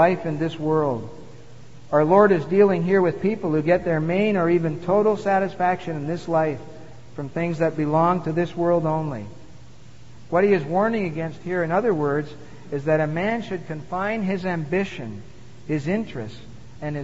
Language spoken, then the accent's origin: English; Montreal, Quebec, Canada; as a young boy growing up in Montreal